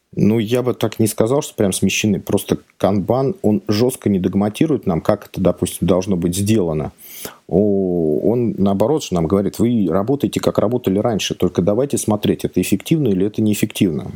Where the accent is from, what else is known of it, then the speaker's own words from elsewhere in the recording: outside Moscow Ring Road, Moscow Oblast, Russia; я не совсем из Москвы, я коренной замкадыш, но как бы работать приходится в Москве